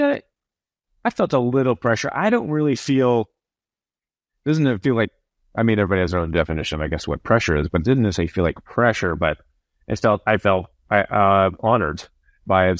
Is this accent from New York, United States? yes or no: no; Iowa, United States; I'm from Iowa